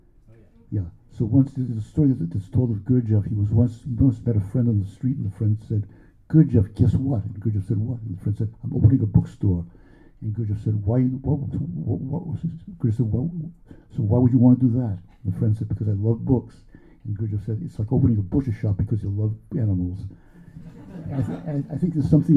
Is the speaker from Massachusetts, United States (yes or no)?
yes; Boston, Massachusetts, United States; I grew up in Boston. I grew up in an Orthodox Jewish neighborhood